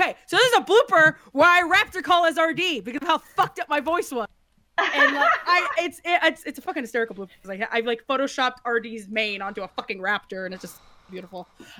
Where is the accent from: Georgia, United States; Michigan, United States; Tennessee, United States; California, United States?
California, United States; Southern; moved away; I'm from it. I don't live there anymore, but I was born. I was there.